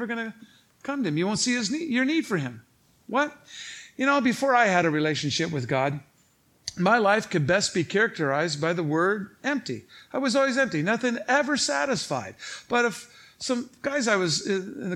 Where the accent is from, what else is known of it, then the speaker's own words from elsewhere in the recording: Saint Paul, Minnesota, United States; St. Paul, Minnesota